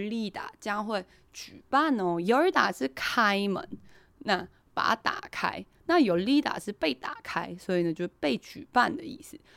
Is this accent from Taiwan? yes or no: yes; Taiwan; 我们台湾人